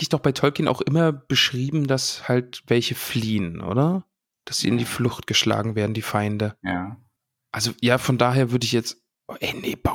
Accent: Solingen, North Rhine-Westphalia, Germany; Ich komme aus Solingen. Ja, Solingen, Schmolingen, also wirklich. Das ist die Klingenstadt.

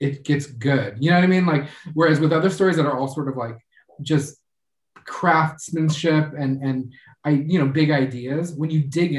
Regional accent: Los Angeles, California, United States; I'm from California, I'm from Los Angeles

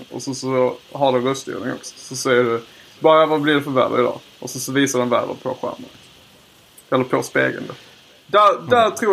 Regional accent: Lund, Skåne, Sweden; Ja, jag är från Lund.

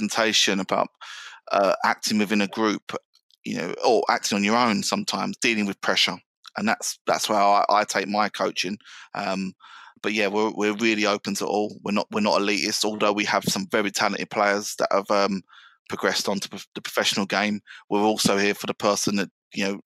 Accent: London, United Kingdom; I grew up in South London.

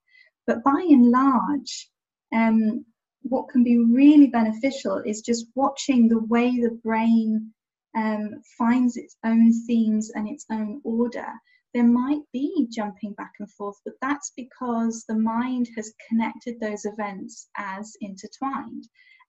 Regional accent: Niger; now in England; I'm English, I'm living in England, I was born and raised in Niger, West Africa, but in terms of cultural impact, the kind of patchwork of me, there's France, there's American, there's international

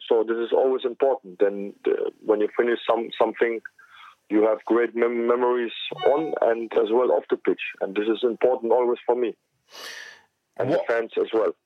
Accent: Cologne, North Rhine-Westphalia, Germany; I'm from Cologne

